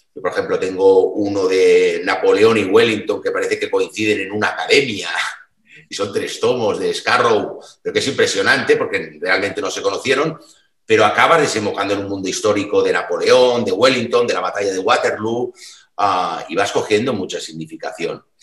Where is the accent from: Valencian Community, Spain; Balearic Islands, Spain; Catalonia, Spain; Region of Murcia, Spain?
Balearic Islands, Spain; Mallorca; now in Barcelona, Spain; yo soy isleño de Mallorca